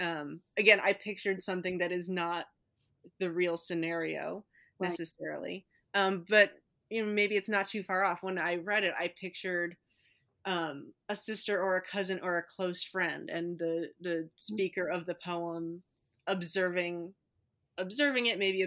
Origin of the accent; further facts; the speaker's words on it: Midwest, United States; being a Midwesterner